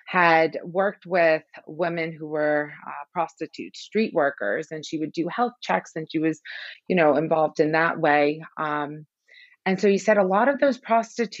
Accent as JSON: {"language": "English", "country": "Iran", "tie": "born or raised there", "said": "I was born in Iran during the Iran-Iraq War."}